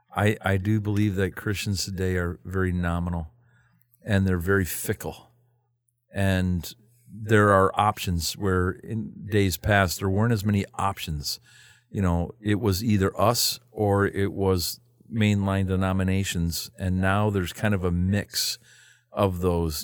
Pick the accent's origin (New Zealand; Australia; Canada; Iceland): Canada; I'm from Canada.